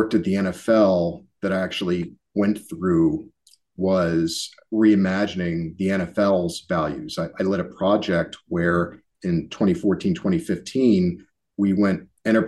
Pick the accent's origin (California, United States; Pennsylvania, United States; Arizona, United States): Pennsylvania, United States; Philadelphia; being born and raised in Philly